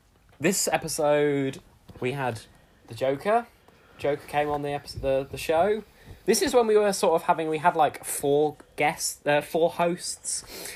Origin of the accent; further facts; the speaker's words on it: Australia; I'm obviously from Australia and you're not.